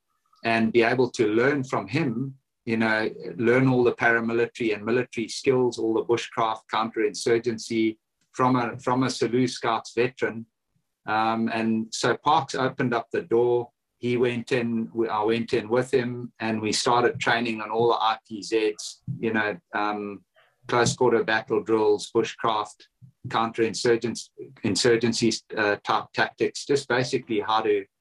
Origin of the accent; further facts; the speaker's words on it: Kariba, Mashonaland West, Zimbabwe; So born and bred in Zimbabwe, in the northwestern region in a place called Kariba. That's where I was born.